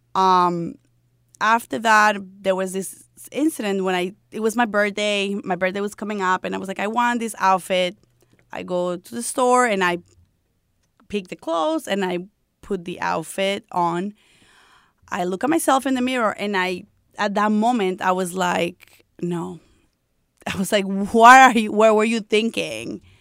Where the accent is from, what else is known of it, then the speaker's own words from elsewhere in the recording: Colombia; English is a second language; moved away as an adult; when I came here from Colombia, I came here when I was 18 years old